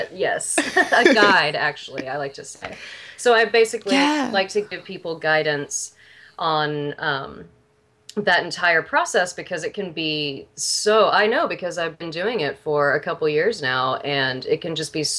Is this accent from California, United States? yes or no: no; Houston, Texas, United States; moved away as an adult; also born or lived in Austin, Texas; now in Seattle, United States; I'm from Texas originally, though, from Houston